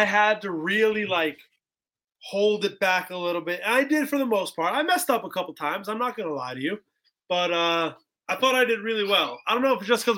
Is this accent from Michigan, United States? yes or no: no; New Jersey, United States; I'm from New Jersey